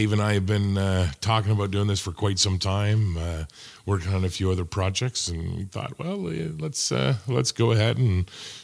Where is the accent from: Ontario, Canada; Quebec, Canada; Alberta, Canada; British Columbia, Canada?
Ontario, Canada; Hamilton; moved away; I am from Hamilton.